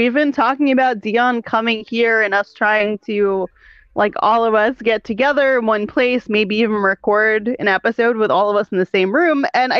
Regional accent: New York City, New York, United States; also born or lived in Long Island; I grew up in New York City. I was born and raised here.

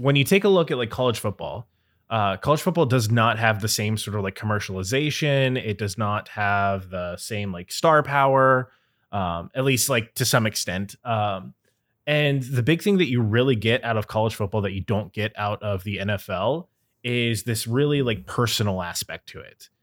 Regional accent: Cincinnati, Ohio, United States; growing up in Cincinnati

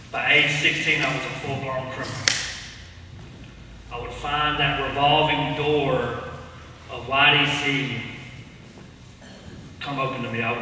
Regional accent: Cartersville, Georgia, United States; I grew up in Cartersville, Georgia, about an hour south of there, not far. And I grew up in the rough side of town.

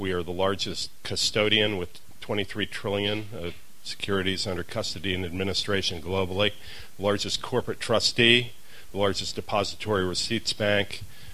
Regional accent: United States; now in London, United Kingdom; as an American living in London

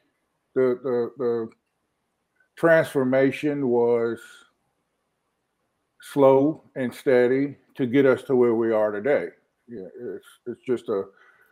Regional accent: Wilmington, North Carolina, United States; born or raised there; moved away as an adult; also born or lived in Norfolk, Virginia / Charlotte, North Carolina

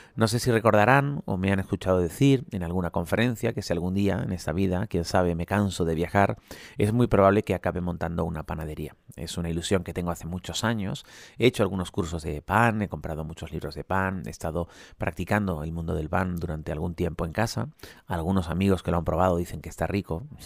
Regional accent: Spain

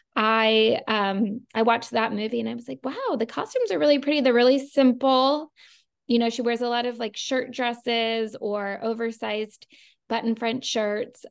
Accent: Maryland, United States; I grew up in Maryland

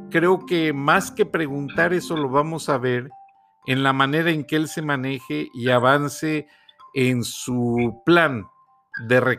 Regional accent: Guanajuato, Mexico; also born or lived in Monterrey; now in Georgia, United States; soy hijo adoptado de Georgia y este muy agradecido, pero nunca voy a dejar de pensar en mi patria, Guanajuato, en mi México y en Monterrey, porque realmente en Monterrey me, me forjé

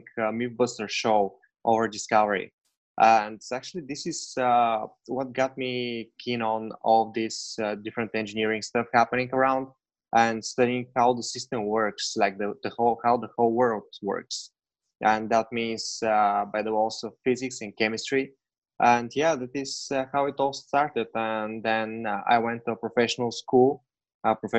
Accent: Bulgaria; moved away; I'm originally from Bulgaria, and actually right now I'm in Bulgaria.

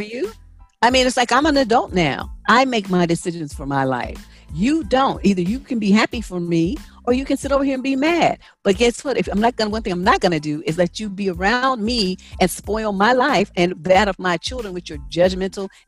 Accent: San Francisco, California, United States; I grew up in San Francisco, which is a melting pot of every corner of the world.

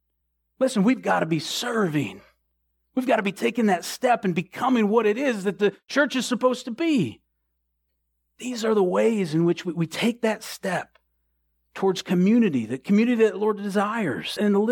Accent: the North, United States; I'm from the North. I honked.

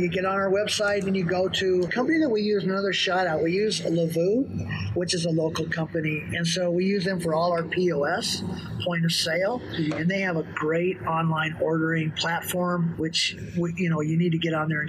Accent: California, United States; moved away as an adult; now in Albuquerque, United States; I was raised around In-N-Out in California.

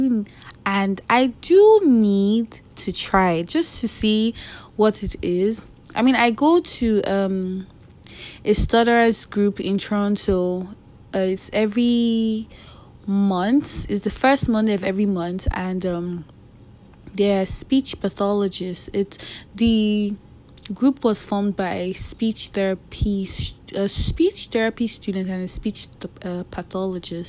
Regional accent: Nigeria; I'm Nigerian

